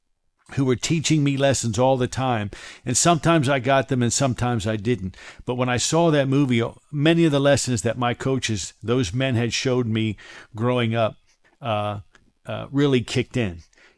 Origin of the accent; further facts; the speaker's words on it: Silver Spring, Maryland, United States; I grew up in Silver Spring, Maryland, right outside Washington, D.C., and I attended a place called the Silver Spring Boys Club.